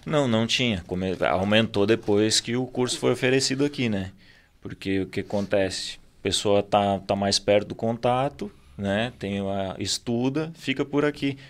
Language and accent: Portuguese; Torres, Rio Grande do Sul, Brazil; sou natural aqui de Torres, moro aqui vida inteira